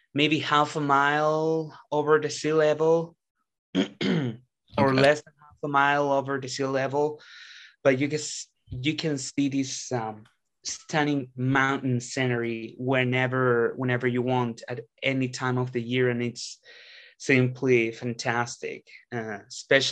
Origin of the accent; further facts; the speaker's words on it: Santiago, Santiago Metropolitan Region, Chile; I have lived most of my life in Chile and in this very house that you're looking at right now